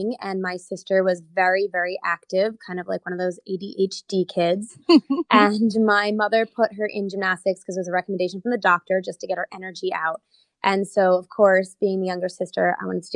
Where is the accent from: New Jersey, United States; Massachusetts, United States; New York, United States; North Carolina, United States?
New Jersey, United States